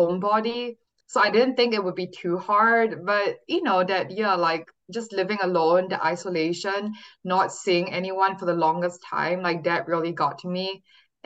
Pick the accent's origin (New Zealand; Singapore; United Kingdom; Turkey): Singapore; moved away as an adult; now in California, United States; I was born and raised in Singapore, but I came to California when I was 18 for college at Stanford University